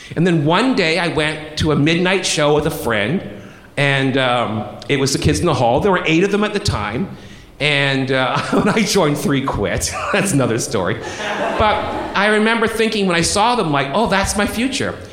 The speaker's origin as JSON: {"language": "English", "town": "Brampton", "region": "Ontario", "country": "Canada", "tie": "born or raised there", "said": "a town called Brampton, which is north of Toronto."}